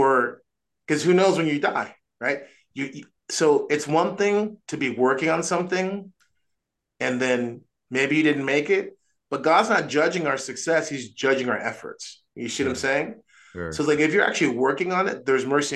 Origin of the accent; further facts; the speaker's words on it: United States; I'm an American